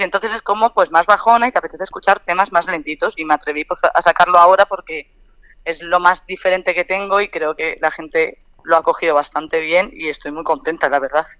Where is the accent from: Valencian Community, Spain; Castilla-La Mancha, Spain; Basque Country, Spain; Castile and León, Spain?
Valencian Community, Spain; Alicante; moved away as an adult; now in Madrid, Spain; yo soy de Alicante, me fui a estudiar a Madrid y llevo siete años aquí